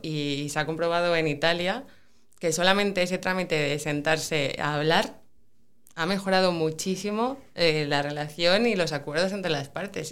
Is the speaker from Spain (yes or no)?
yes; Pola de Laviana, Asturias, Spain; also born or lived in Oviedo; Yo estudié en Oviedo la carrera, pero soy de Pola Elena.